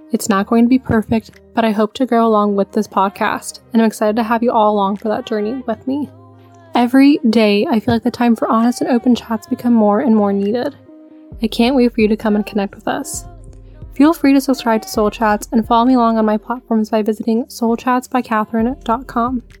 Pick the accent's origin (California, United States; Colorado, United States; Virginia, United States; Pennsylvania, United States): California, United States; Southern; I'm a 21-year-old cis female that was born and raised in Southern California